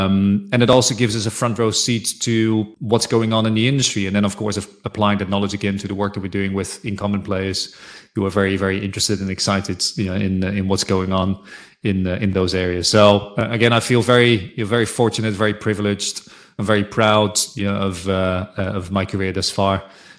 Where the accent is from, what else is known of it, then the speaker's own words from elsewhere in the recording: Netherlands; So I was born and raised in Holland.